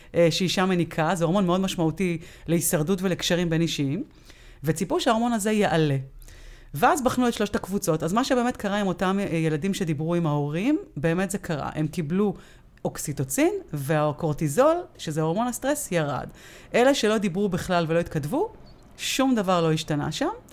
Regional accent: Israel; אנחנו כישראלים

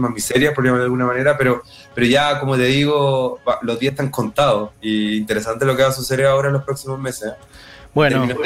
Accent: Chile; born there; O sea, yo nací en dictadura en Chile, y, pero era muy, era muy, era una guagua, o sea, un bebé, no, no caché nada.

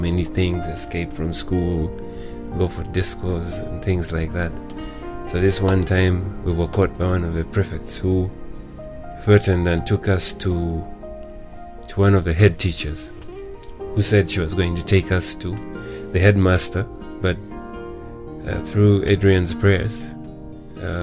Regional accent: Uganda; also born or lived in India; I got a job, and I worked as an auditor with one of the firms in Kampala.

